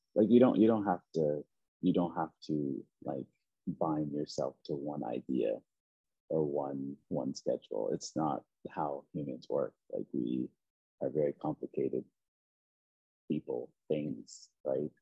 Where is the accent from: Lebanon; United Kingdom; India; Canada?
Canada; Preston, Nova Scotia; moved away; I grew up in a very small, I mean, small in a sense of like amount of people, but it, it was the largest Black community in Canada. Um, called Preston